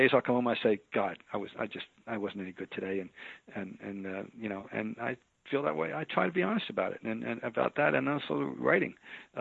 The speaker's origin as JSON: {"language": "English", "town": "Trenton", "region": "New Jersey", "country": "United States", "tie": "born or raised there", "said": "growing up in Trenton, New Jersey"}